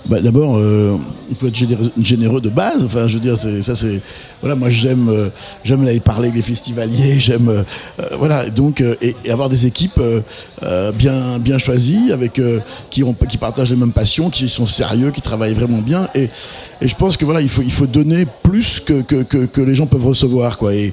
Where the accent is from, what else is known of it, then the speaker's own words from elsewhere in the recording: France; On est vraiment des Français